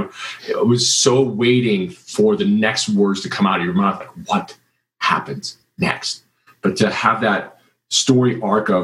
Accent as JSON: {"language": "English", "region": "Kansas", "country": "United States", "tie": "born or raised there", "said": "I grew up in Kansas"}